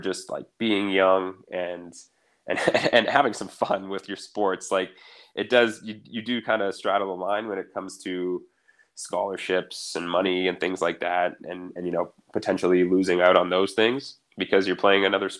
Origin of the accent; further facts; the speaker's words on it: Ottawa Valley, Ontario, Canada; I decided to goalie for both the Goldberg Rams and the Ottawa Valley Titans growing up.